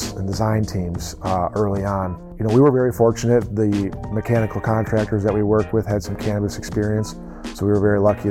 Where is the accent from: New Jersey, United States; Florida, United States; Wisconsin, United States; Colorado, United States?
Wisconsin, United States; De Pere; moved away as an adult; also born or lived in Kalamazoo, Michigan / Kalkaska, Michigan; now in Michigan, United States; I grew up in DePere, Wisconsin, which is just a burb of Green Bay